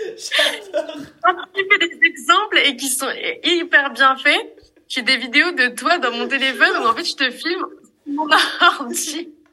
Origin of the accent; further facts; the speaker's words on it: Marseille, Provence-Alpes-Côte d'Azur, France; je suis de Marseille